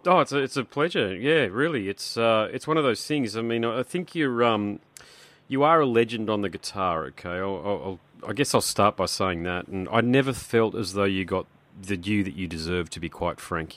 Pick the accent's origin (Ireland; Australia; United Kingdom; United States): Australia; I'm Australian